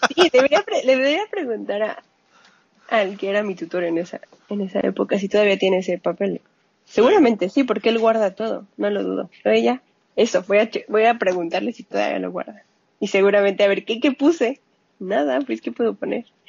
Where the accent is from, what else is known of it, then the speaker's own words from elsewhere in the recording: Mexico City, Mexico; accent: Mexican; moved away as an adult; Yo soy de la Ciudad de México. Ok. Ahí nací, ahí me crié, hasta hace pocos años.